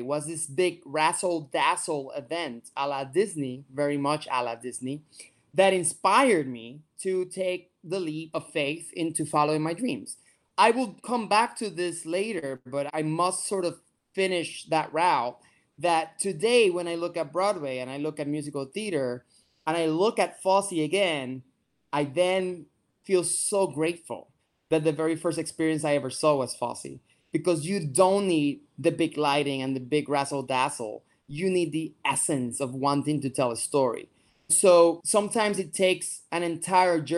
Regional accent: Puerto Rico; moved away as an adult; also born or lived in New York City; I am from Puerto Rico, born and raised

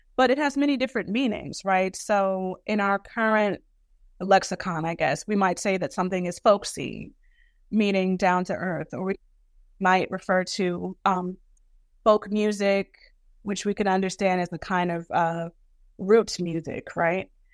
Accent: New York City, New York, United States; growing up in Brooklyn

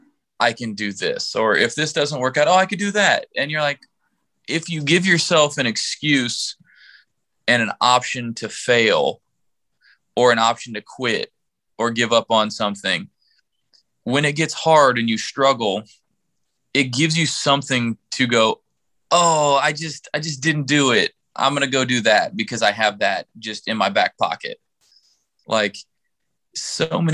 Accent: Kansas City, United States; also born or lived in St. Louis, Missouri; I was born in St. Louis, and like I moved to Kansas City whenever we were in first grade

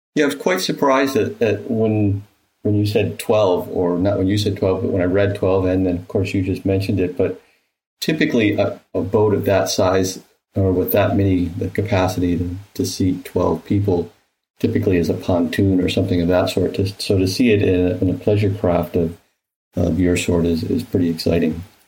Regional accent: Michigan, United States; I grew up in in Michigan

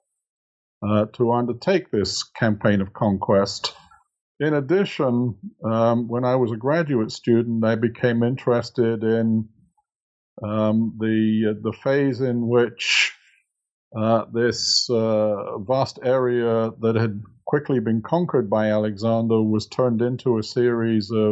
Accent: England, United Kingdom; moved away as an adult; now in United States; I'm originally from England, but have been living in the United States since 1980

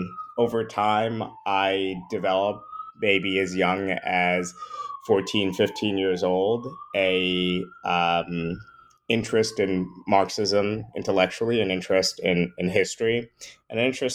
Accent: New York, United States; Yeah, well, I grew up in the New York area. My parents actually immigrated from Trinidad a year or so before I was born.

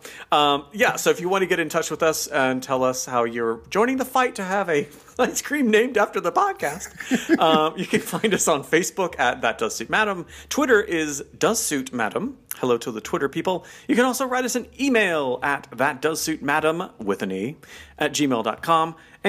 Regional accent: United States; being an American

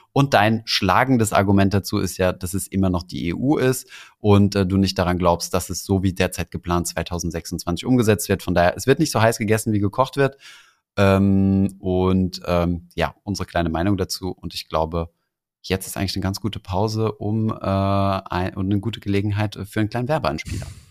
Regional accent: Germany; als Deutsche

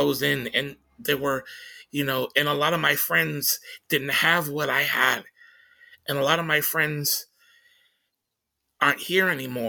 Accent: Tacoma, Washington, United States

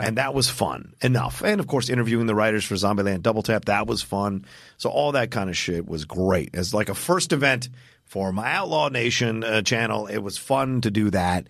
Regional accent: Southern Virginia, United States; grew up in Southern Virginia

